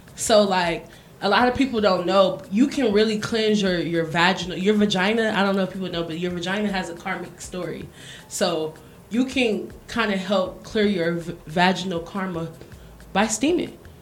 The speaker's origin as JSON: {"language": "English", "country": "United States", "also_born_or_lived": "Miami", "moved": "yes", "said": "I'm from America, and I used to live in Miami"}